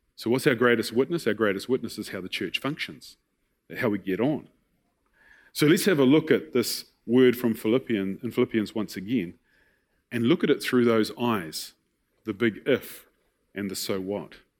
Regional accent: New Zealand; I was raised in Tapuna

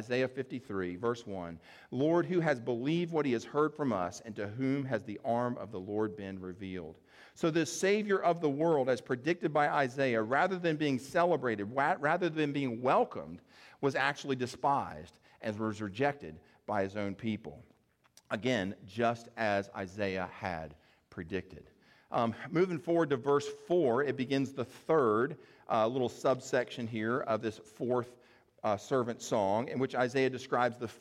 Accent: the South, United States; we're here from the South

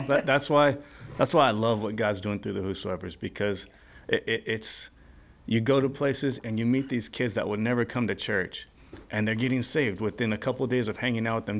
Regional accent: Culver City, California, United States; also born or lived in Orange County, California; growing up in Los Angeles, Culver City, skating Venice Beach a lot

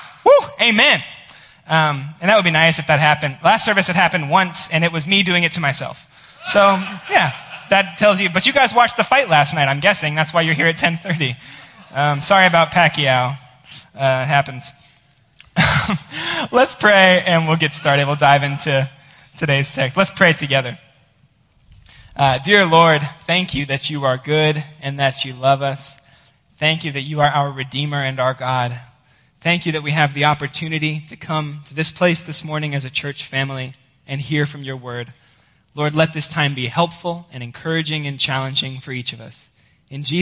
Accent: Georgia, United States; moved away; I am from Georgia

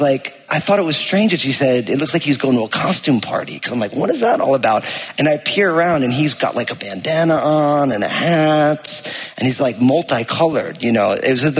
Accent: New Jersey, United States; I grew up in New Jersey

